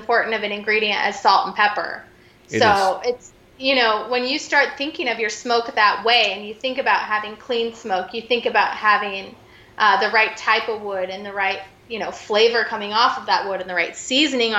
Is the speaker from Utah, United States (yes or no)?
yes; Utah, United States; We are Utah, born and raised, both of us